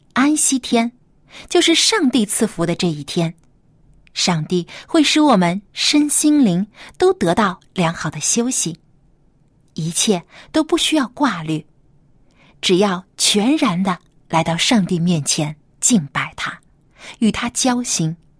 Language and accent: Chinese; China; 是我们中国人最喜欢的汉字之一